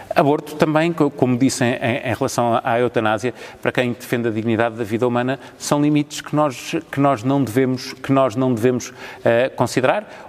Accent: Portugal

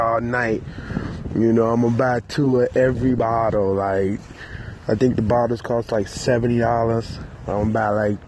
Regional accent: Petersburg, Virginia, United States; I'm from Petersburg, Virginia

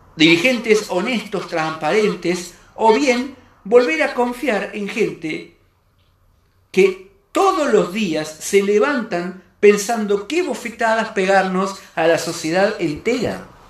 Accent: Argentina; como argentino, como persona, como cristiano que soy

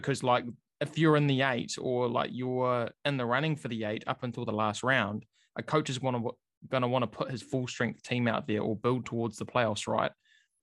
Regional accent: New Zealand

